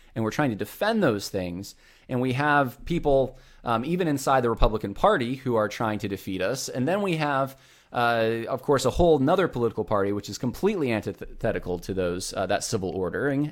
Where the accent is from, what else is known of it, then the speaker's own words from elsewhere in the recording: Northeast, United States; moved away; I was raised up in the Northeast